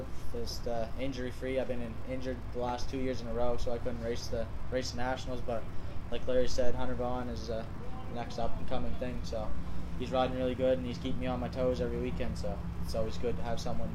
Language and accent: English; Halifax, Nova Scotia, Canada; I just turned 20 July 17th, and I'm from Halifax.